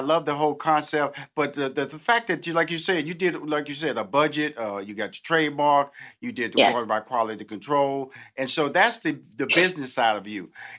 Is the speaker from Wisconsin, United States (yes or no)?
no; Houston, Texas, United States; I'm from Houston, Texas, so I'm very familiar with the beignets.